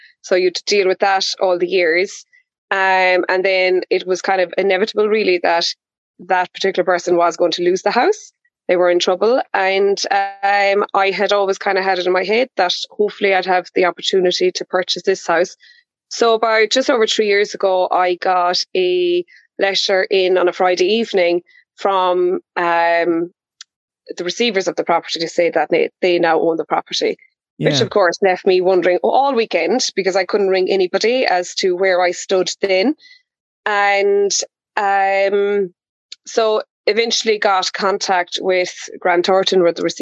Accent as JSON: {"language": "English", "region": "County Kerry", "country": "Ireland", "tie": "born or raised there"}